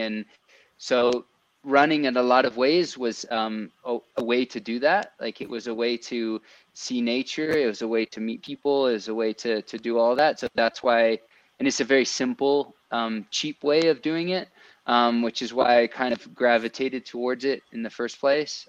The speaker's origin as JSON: {"language": "English", "country": "France", "tie": "born or raised there", "moved": "yes", "lives_now": "Colorado, United States", "said": "growing up in France, I, I, kind of had a bit of a multicultural you know background"}